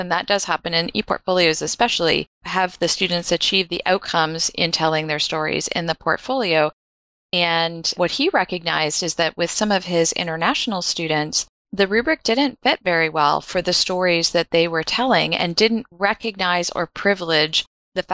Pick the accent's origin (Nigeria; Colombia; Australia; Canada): Canada; I'm Canadian